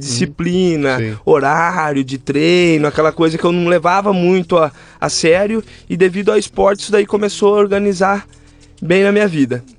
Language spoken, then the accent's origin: Portuguese; Rio das Pedras, São Paulo, Brazil; eu veio nascido e criado na cidade de Rio das Pedras